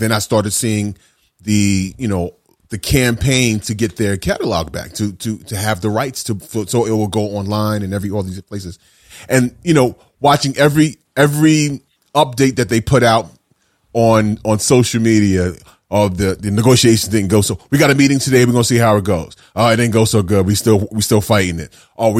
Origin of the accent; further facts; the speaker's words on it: New York City, New York, United States; As a teenager, I grew up in Brooklyn.